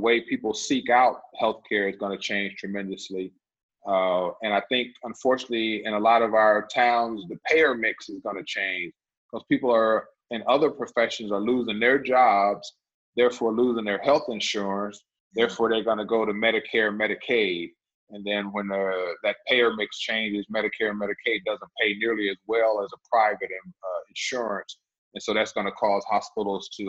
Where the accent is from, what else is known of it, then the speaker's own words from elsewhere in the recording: United States; I'm from McDowell County